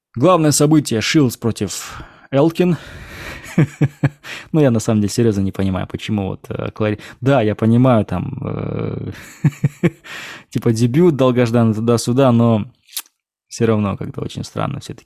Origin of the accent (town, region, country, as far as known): Kazakhstan